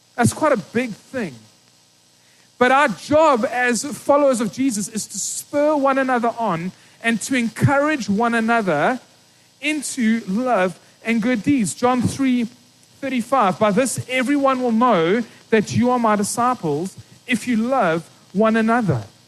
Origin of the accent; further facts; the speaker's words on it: East London, Eastern Cape, South Africa; I grew up in East London, small little town in the Eastern Cape